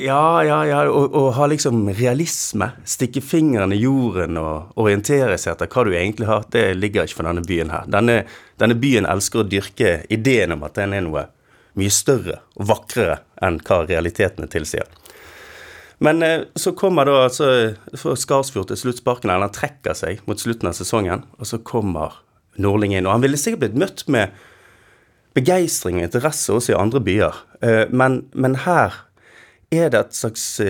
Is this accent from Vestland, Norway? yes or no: yes; Bergen, Vestland, Norway; en stolthet og en sånn glede over å tilhøre dette eh, denne sketsjen vi kaller Bergen